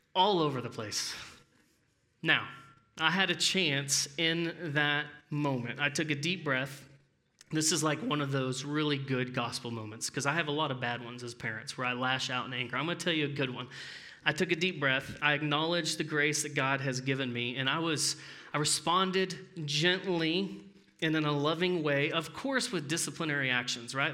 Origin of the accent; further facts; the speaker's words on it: Arlington, United States; my mom and I grew up in Arlington